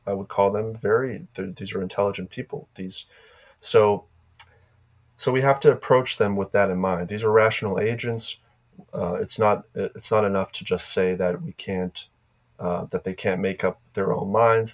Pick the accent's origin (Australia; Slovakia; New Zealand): Slovakia; moved away; In Slovakia, my home country in Europe